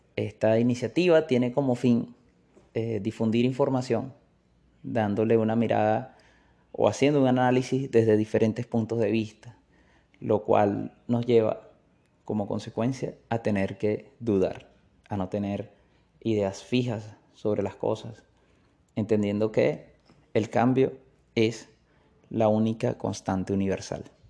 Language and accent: Spanish; Maracaibo, Zulia, Venezuela; Maracaibo, en el Zulia, un estado de Venezuela en donde tenemos una manera de hablar muy particular.